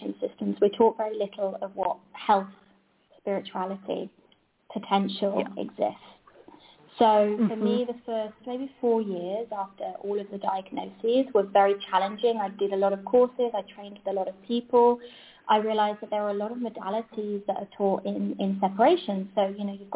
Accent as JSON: {"language": "English", "country": "Spain", "said": "I'm from Spain"}